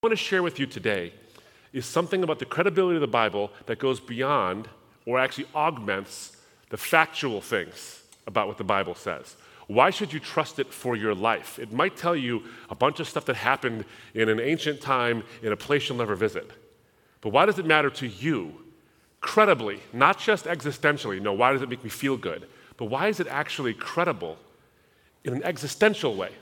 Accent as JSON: {"language": "English", "country": "United States", "tie": "born or raised there", "said": "I was born in the United States, but I come from a Middle Eastern background."}